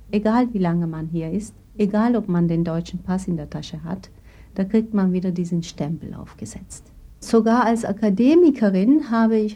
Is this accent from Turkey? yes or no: yes; Turkey; Und sobald die gehört haben, ich bin Türkin, bin ich sogar da abgewiesen worden.